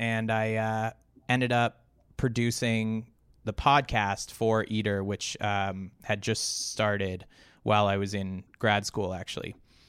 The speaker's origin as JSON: {"language": "English", "country": "Canada", "said": "I am a Canadian, yeah."}